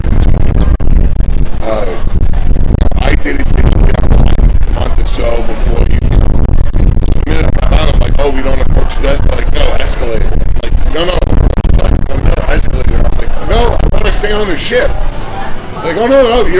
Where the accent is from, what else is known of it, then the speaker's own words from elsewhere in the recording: Las Vegas, Nevada, United States; I'm from Vegas, the travel and tourism capital of the world